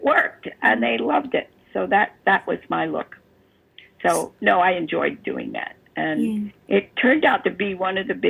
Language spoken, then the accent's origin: English; Baltimore, Maryland, United States; accent: Baltimore; moved away; which is where I was from. And I gave her my Baltimore accent